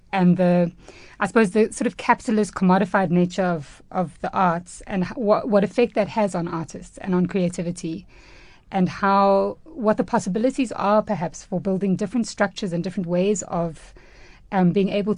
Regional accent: Durban, KwaZulu-Natal, South Africa; moved away as an adult; now in Johannesburg, South Africa; I'm South African and grew up in Durban

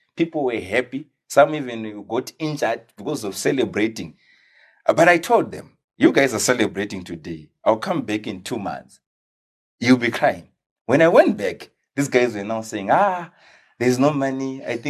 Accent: Watsomba, Manicaland, Zimbabwe; So I was born and bred in Watsomba.

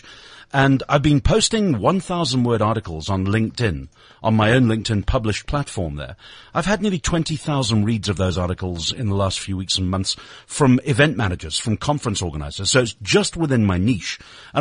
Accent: Lancashire, North West England, United Kingdom; now in South Africa; my local football team from where I was born in Lancashire

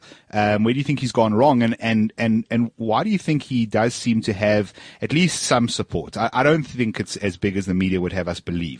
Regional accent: South Africa; I'm South African passport. That's all I got.

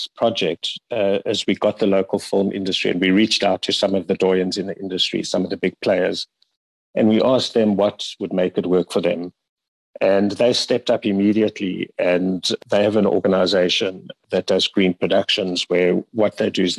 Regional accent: South Africa; we as South African creatives

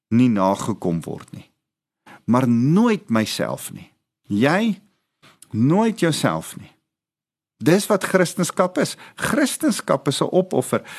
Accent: South Africa; ons as Afrikaners

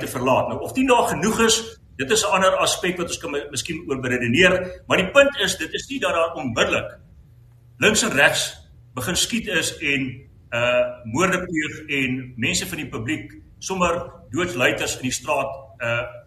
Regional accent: South Africa; ons as Suid-Afrikaners

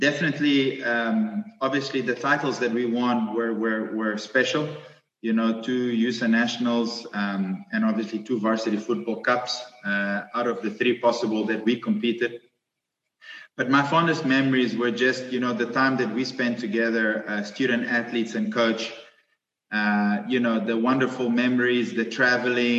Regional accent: Mozambique; now in Stellenbosch, South Africa; I grew up in Mozambique with a Portuguese father, a Portuguese mother and a Greek father

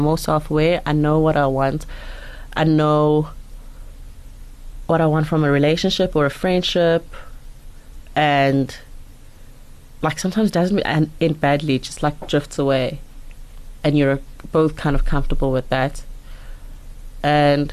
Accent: Mpumalanga, South Africa; I grew up in Mpumalanga

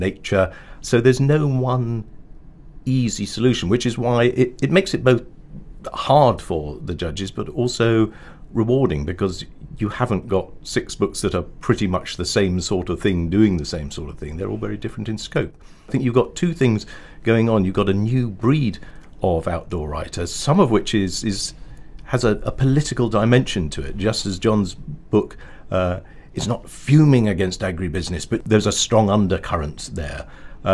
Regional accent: London, United Kingdom; as a Londoner

